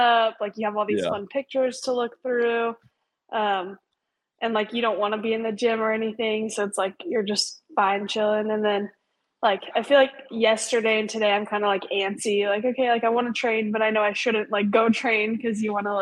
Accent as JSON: {"language": "English", "town": "Hood River", "region": "Oregon", "country": "United States", "tie": "born or raised there", "also_born_or_lived": "Bend, Oregon", "moved": "as an adult", "lives_now": "Las Vegas, United States", "said": "I was born and raised in Hood River."}